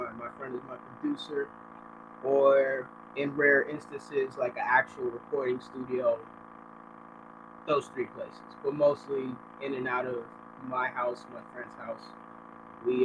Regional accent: New York City, New York, United States; I'm from New York City, particularly Manhattan. And, Washington Heights. Uptown.

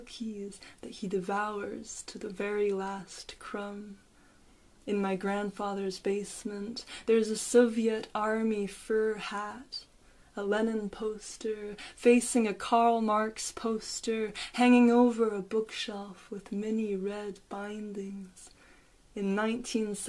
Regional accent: Paris, Île-de-France, France; now in Dublin, Ireland; I was born in Paris. I'm in Dublin now.

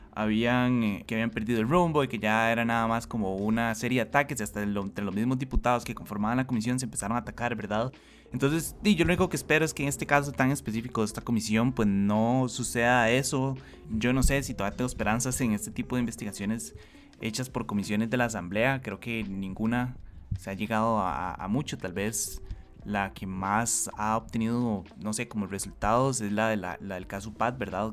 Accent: Costa Rica; como costarricenses

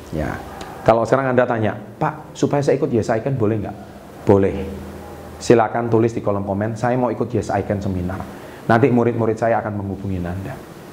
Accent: Surabaya, East Java, Indonesia; Dan saya dari Surabaya, pembicaranya di Jakarta.

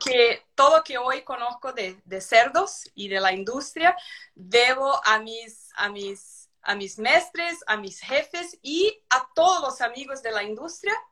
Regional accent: São Paulo, Brazil; Spanish is a second language; also born or lived in Curitiba, Brazil; yo soy de São Paulo, Brasil

